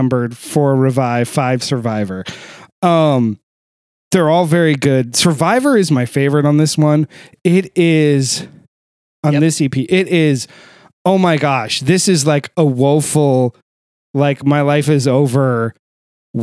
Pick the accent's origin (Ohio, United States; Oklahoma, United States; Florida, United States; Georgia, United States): Ohio, United States; just outside Dayton; I was born just outside Dayton, Ohio